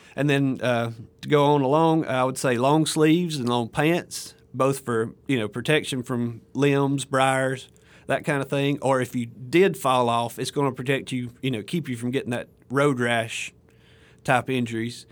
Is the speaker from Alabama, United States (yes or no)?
yes; Alabama, United States; moved away as an adult; now in Mississippi, United States; I'm from Alabama originally